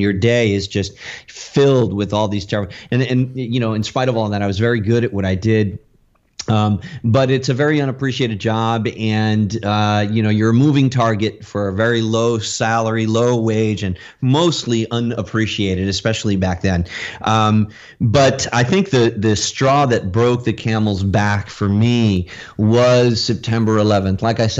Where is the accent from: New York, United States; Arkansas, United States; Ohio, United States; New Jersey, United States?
New York, United States; When I came to Florida from New York, it was culture shock, because I just had to find a way to make some money.